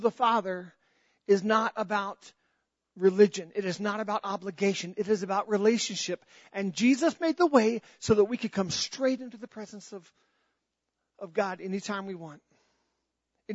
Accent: North Carolina, United States; I was born in North Carolina

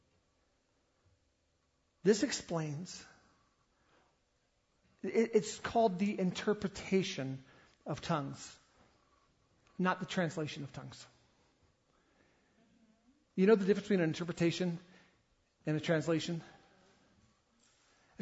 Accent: the South, United States; I grew up in the South

